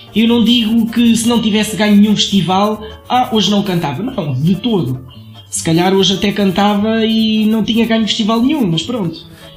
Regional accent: Tomar, Centro, Portugal; also born or lived in Marinha Grande; Nasci em Tomar, sou Pato Bravo

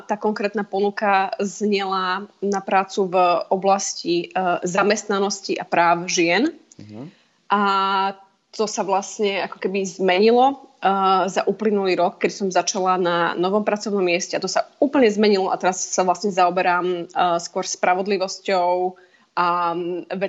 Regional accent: Slovakia; moved away as an adult; ja som samozrejme prišla zo Slovenska a teda pre mňa vidieť e, ľudí na ulici so zbraniami

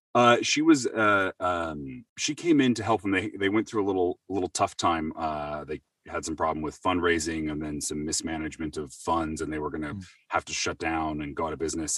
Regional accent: Seattle, Washington, United States; I'm from Seattle originally. Um, uh, born and raised there

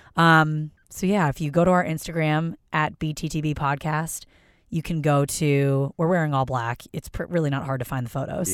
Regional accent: Philadelphia, Pennsylvania, United States; I am from Philadelphia

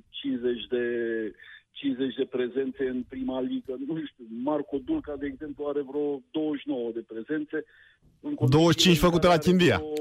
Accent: Oltenia, Romania; dacă sunt oltean jet pe jet.

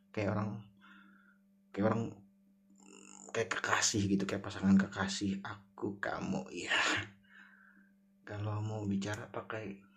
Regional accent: South Kalimantan, Indonesia; terutama yang saya rasakan sebagai orang Banjar

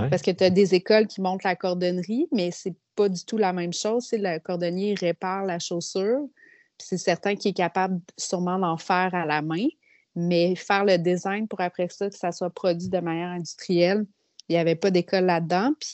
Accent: Quebec City, Quebec, Canada; Ben, en fait, euh, moi, je viens de la ville de Québec.

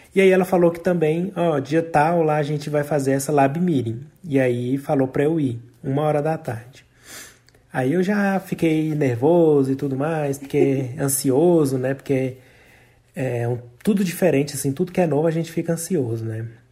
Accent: Brazil; moved away as an adult; sou do Brasil

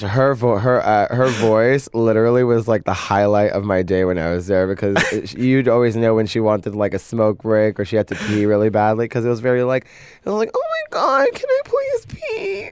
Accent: New York City, New York, United States; I come from Brooklyn

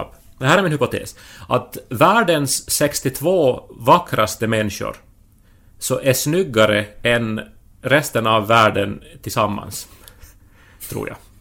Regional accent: Finland; vi liksom i Finland

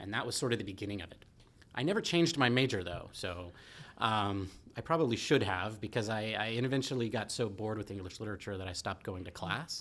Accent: Santa Cruz, California, United States; I grew up in Santa Cruz

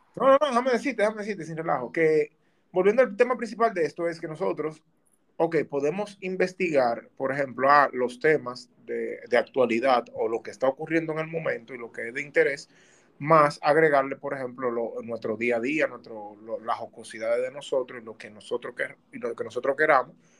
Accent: Dominican Republic; moved away

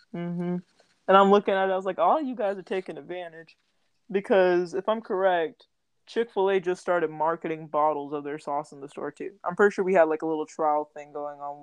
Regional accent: Texas, United States; born and raised in Texas

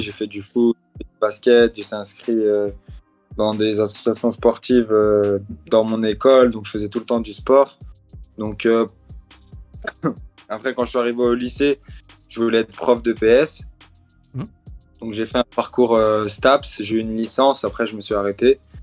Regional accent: France; Je suis un Algérien qui est né en France, mais je représente la France maintenant

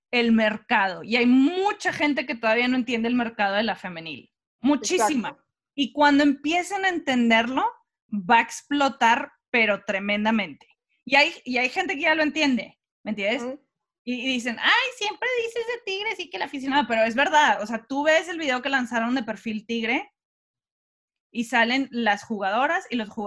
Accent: California, United States; Soy de California.

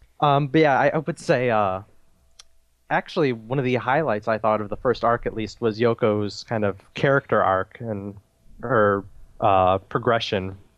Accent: Michigan, United States; I'm from Michigan.

